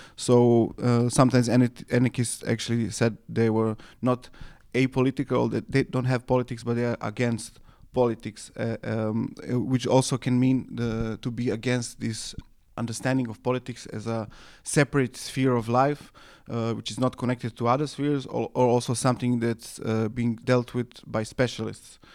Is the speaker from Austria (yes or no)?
no; Serbia; where I come from from Serbia